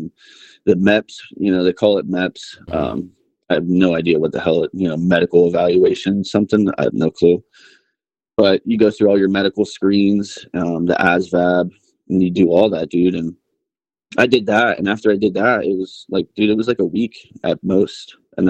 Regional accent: Pennsylvania, United States; moved away as an adult; also born or lived in Bradenton, Florida; now in West Texas, United States; I was born in Florida. We lived there not very long. And then we moved actually to Pennsylvania, Amish country. Mm-hmm. And that's where I grew up, man.

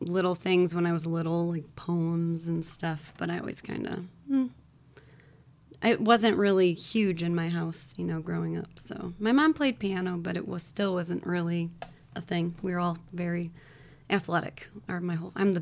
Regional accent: Ortonville, Michigan, United States; I grew up out in Ortonville

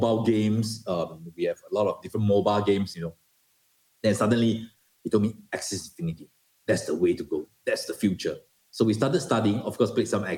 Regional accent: Singapore; moved away as an adult; I'm a Singaporean

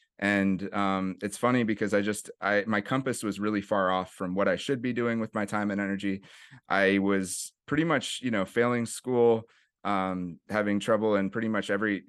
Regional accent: Berkeley, California, United States; I grew up in the East Bay area, went to school for middle school and high school in Berkeley.

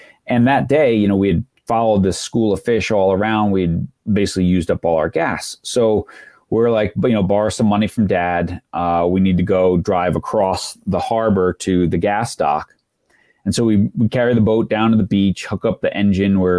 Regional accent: Long Island, New York, United States; I grew up in New York on Long Island and right on the water

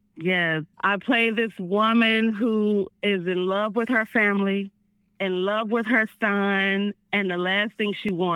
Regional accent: Memphis, Tennessee, United States; accent: Southern; I'm from Memphis. My accent was so Southern. I was like, my heart, my car.

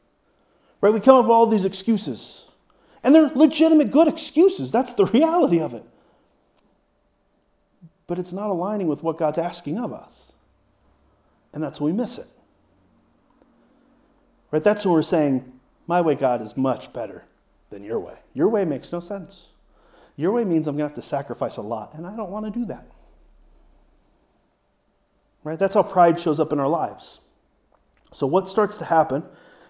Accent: United States; I am an American

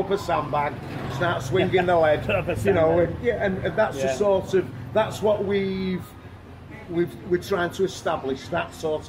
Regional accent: Australia; now in Thailand; I mean, although I'm Australian, there's there's a number of our customers who are

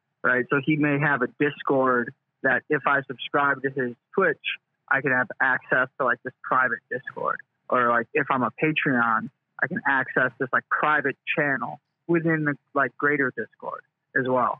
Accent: central New York, United States; native of New York, central New York.

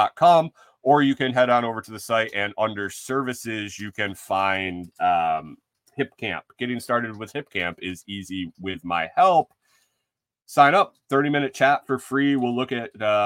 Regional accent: Western New York, United States; moved away; Growing up in Western New York, around all the wineries in the Finger Lakes region

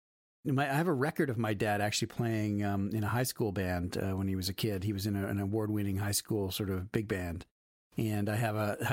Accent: Canada; moved away; also born or lived in Ohio, United States; I'm Canadian

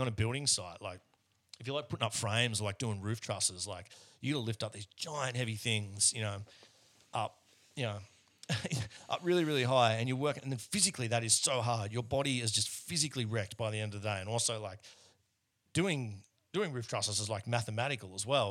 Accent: Australia; now in Melbourne, Australia; most Australians who, who look like I do are, are not overly proud of our, um, out of our history

